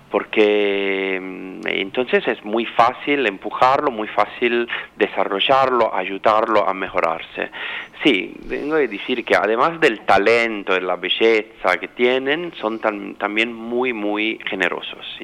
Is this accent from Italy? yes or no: yes; Milan, Lombardy, Italy; Spanish is a second language; moved away as an adult; now in Sydney, Australia; No, yo soy italiano y mi familia es